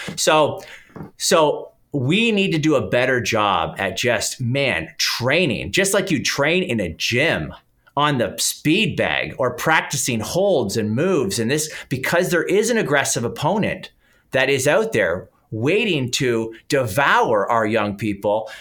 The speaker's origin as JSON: {"language": "English", "country": "Canada", "accent": "Canadian", "said": "I'm Canadian, people will probably pick up the accent"}